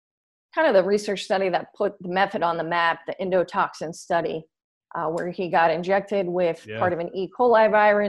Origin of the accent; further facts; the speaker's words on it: San Diego, California, United States; also born or lived in Los Angeles; came back to my hometown of San Diego